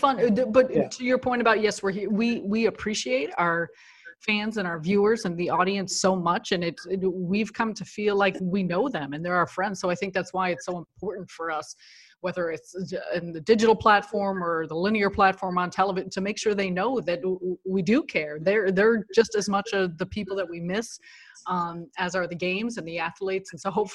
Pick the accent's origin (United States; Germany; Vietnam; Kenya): United States; Chicago, Illinois; moved away as an adult; now in New York, United States; me being born and raised in Chicago, and it's where I have my roots